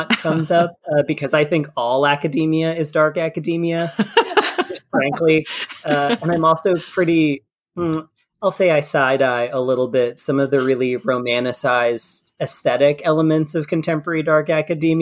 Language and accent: English; Kentucky, United States; also born or lived in England; I'm from Kentucky.